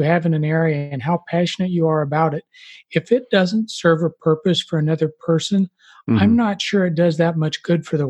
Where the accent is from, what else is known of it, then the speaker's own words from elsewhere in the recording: Lincoln, Nebraska, United States; I grew up in the Midwest in Lincoln, Nebraska